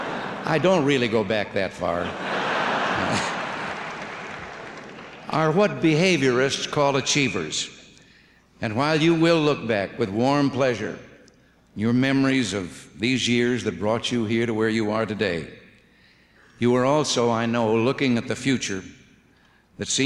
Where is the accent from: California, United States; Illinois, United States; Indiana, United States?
Illinois, United States; moved away; Growing up in Illinois